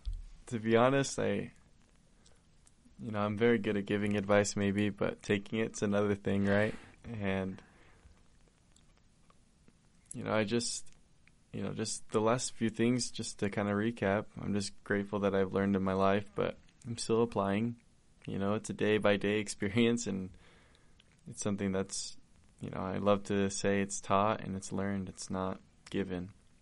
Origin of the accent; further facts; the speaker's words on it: Argentina; accent: Argentine; English is a second language; You know, I'll never change my accent because I'm Argentine, right? Yeah. And, you know, I work with Hispanics now and I speak a lot of Spanish and they make fun of me